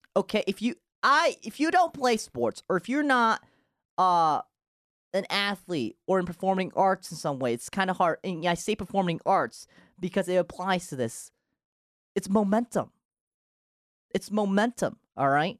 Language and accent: English; Novi, Michigan, United States; English is a second language; also born or lived in Japan; my hometown Novi